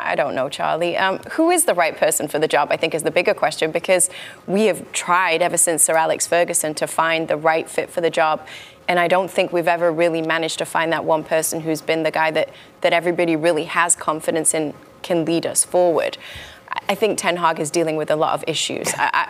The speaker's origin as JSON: {"language": "English", "town": "Manchester", "region": "North West England", "country": "United Kingdom", "said": "No, but I'm from Manchester. I'm from Manchester."}